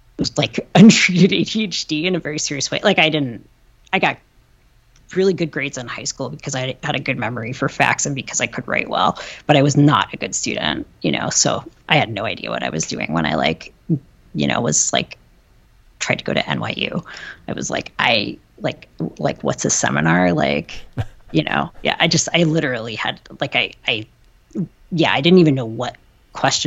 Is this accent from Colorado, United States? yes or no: no; Ann Arbor, Michigan, United States; I grew up in Ann Arbor